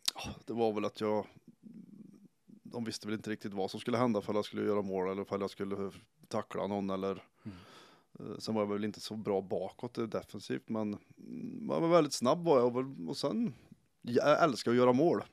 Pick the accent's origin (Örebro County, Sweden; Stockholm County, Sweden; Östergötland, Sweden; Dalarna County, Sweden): Örebro County, Sweden; Karlskoga; gå klart skolan och hemma i Karlskoga